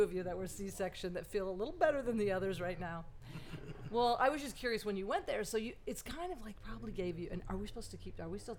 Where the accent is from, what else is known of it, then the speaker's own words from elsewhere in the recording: Springfield, Missouri, United States; moved away as an adult; also born or lived in Hawaii; I grew up in Springfield, Missouri, where it was almost all white people, and then I moved to Hawaii